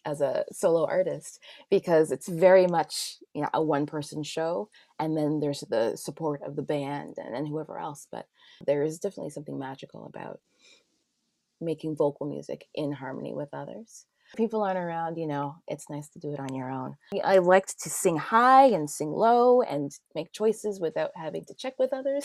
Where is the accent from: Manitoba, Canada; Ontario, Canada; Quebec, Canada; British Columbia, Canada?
Ontario, Canada; Toronto; I grew up in Scarborough